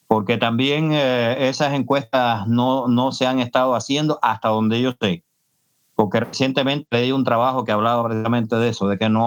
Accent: Cuba; Y puedo estar muy bien eh, yo como cubano, digamos, disfrutando del danzón

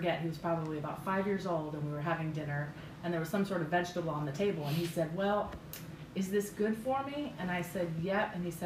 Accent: Greenville, South Carolina, United States; moved away as an adult; also born or lived in Taiwan / Florida; now in Travelers Rest, United States; I grew up in Greenville, downtown area, and I graduated Greenville High School in 1993

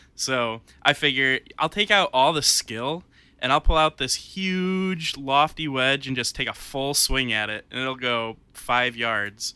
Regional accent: Warsaw, United States; my hometown

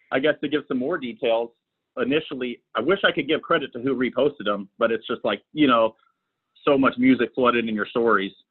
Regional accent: Sacramento, California, United States; No, so I'm from Sacramento.

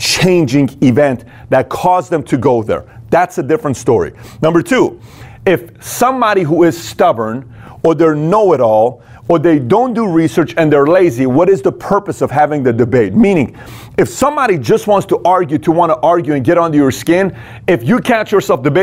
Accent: Iran; moved away; I was born and raised in Iran

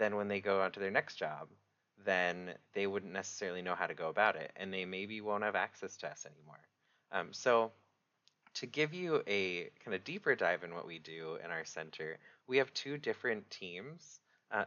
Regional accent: Rhode Island, United States; moved away as an adult; now in Washington, United States; I'm actually from Rhode Island

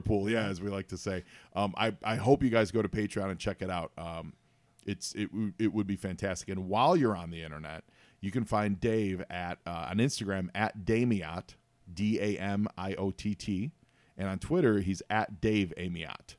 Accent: Chicago, Illinois, United States; I'm from Chicago and I'm a huge Bears fan.

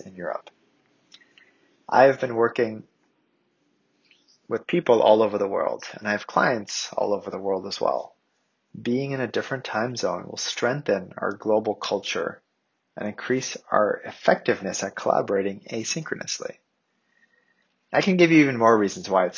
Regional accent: Canada; I grew up in Canada

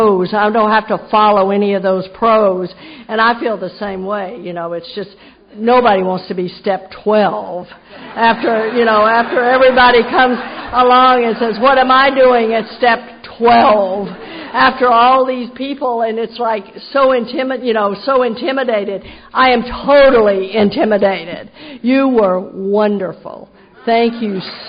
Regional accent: Texas, United States; now in Jacksonville, United States; I grew up in Texas.

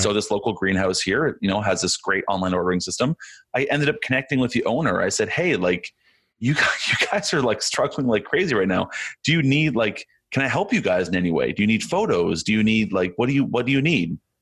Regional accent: Canada; I'm Canadian

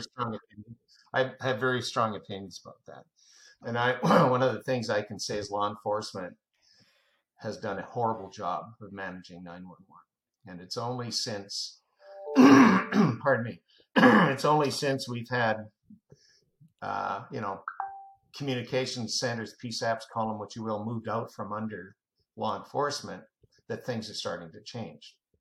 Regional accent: Canada; now in United States; I'm a Canadian, by the way, uh, but I uh, got naturalized, so uh, I'm, I have dual citizenship

